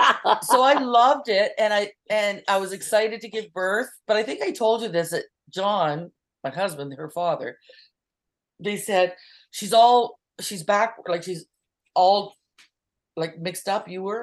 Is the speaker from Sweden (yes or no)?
no; Canada; moved away; also born or lived in Washington, United States; we're from Canada